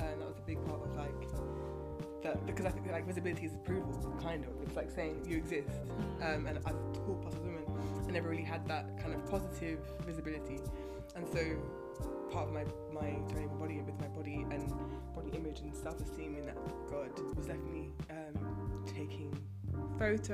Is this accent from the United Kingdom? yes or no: yes; England, United Kingdom; being English.